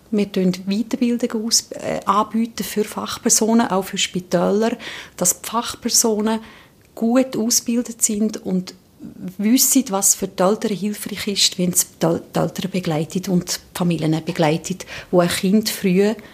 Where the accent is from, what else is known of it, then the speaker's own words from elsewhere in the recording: Brüllisau, Appenzell Innerrhoden, Switzerland; weil ich bin ab, von Appenzell Innerrhoden, genau von Brüllisau, so im Alpstein, hohe Kasten, Sentisgebiet. Das ist wirklich meine Heimat